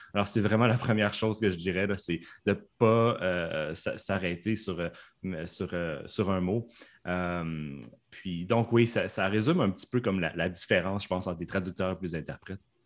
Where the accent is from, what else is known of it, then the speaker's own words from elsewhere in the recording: Canada; accent: Canadian; mon accent canadien, était un accent ben, chinois